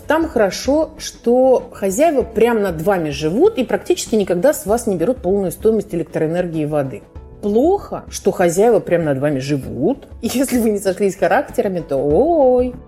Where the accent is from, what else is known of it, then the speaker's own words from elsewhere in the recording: Moscow, Russia; now in Israel; Я сама из Москвы